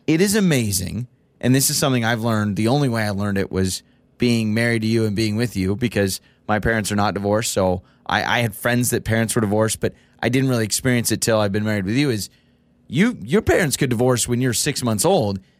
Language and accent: English; Idaho, United States; I've been born and raised in Idaho, and I've lived in Idaho my entire life